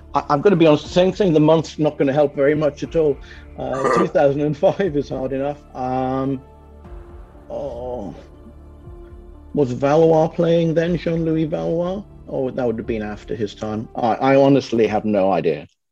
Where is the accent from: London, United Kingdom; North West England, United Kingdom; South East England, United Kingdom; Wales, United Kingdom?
Wales, United Kingdom; also born or lived in near Swansea; now in Brisbane, Australia; as a Welshman